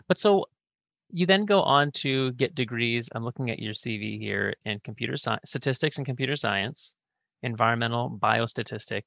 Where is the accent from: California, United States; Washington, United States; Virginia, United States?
Washington, United States; Northwest; moved away; I grew up in Northwest Washington in a real magical place on the coast